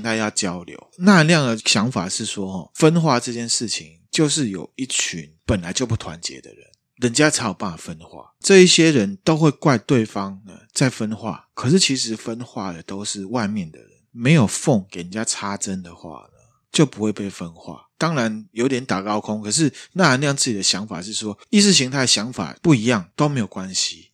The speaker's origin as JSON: {"language": "Chinese", "country": "Taiwan", "said": "我们台湾这边"}